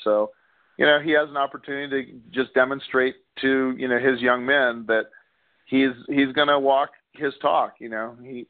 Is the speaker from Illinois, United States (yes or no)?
no; Houston, Texas, United States; also born or lived in Corpus Christi, Texas; now in Arizona, United States; who I've rooted for growing up in Houston and Texas.